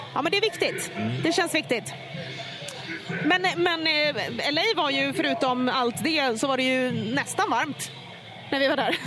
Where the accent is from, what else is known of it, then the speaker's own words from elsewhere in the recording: Finland; jag är ändå finne